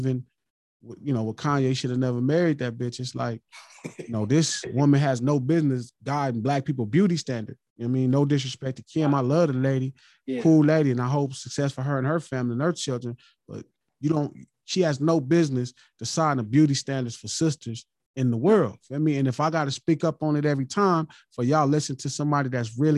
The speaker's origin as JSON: {"language": "English", "town": "Los Angeles", "region": "California", "country": "United States", "said": "I'm from Watts"}